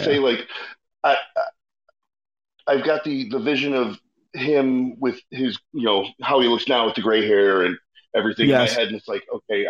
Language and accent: English; Chicago, Illinois, United States; Growing up in Chicago